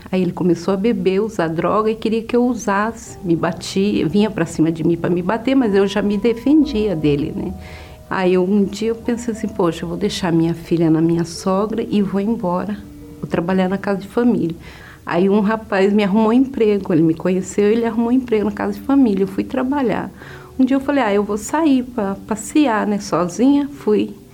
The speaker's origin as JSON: {"language": "Portuguese", "region": "Paraná", "country": "Brazil", "moved": "yes", "said": "Aí saí do Paraná, vim parar em, em Sorocaba de carona."}